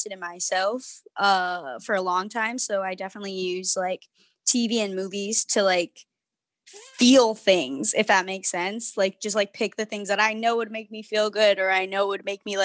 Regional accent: Waterbury, Connecticut, United States; now in Brooklyn, United States; I'm originally from Waterbury, Connecticut

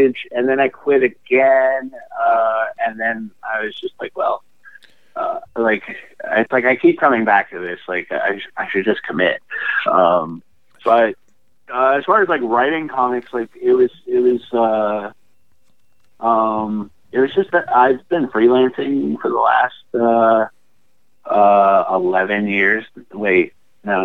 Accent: Chicago, Illinois, United States; now in Portland, United States; I grew up in Chicago

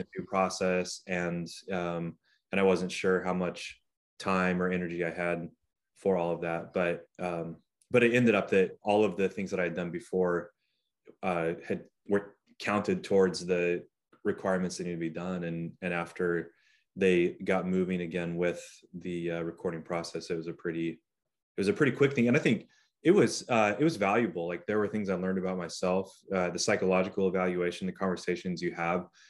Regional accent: Newberg, Oregon, United States; I did all of my growing up in Newburgh through high school

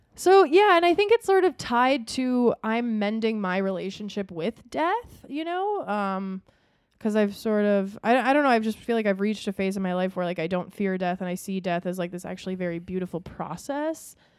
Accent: Minnesota, United States; we grew up in Minnesota

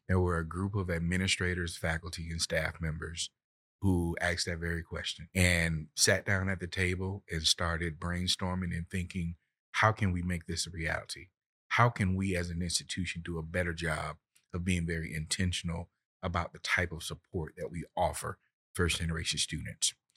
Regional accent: Florida, United States; moved away; I'm from Florida, and down south, we make it very plain.

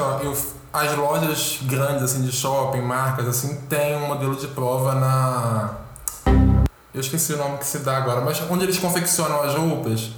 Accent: Rio de Janeiro, Brazil; Sou carioca, tenho 26 anos

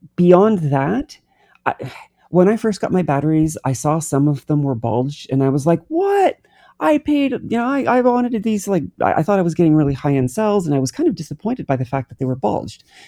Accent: New Brunswick, Canada; I'm from New Brunswick, Canada. I grew up on the water.

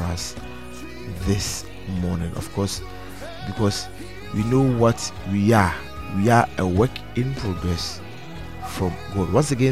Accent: Ghana; as a Ghanaian

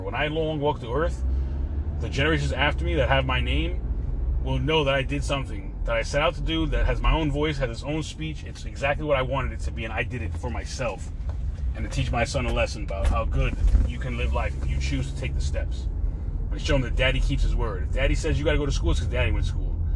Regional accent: New York, United States; now in Florida, United States; I'm from New York, so I use words like crib

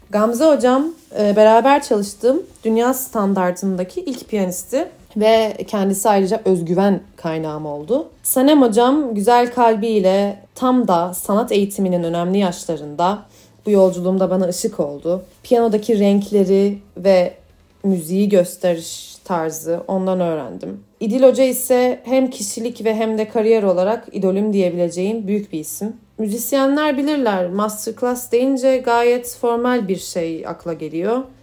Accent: Ankara, Turkey; moved away as an adult; now in Düsseldorf, Germany; Doğma büyüme Ankaralıyım.

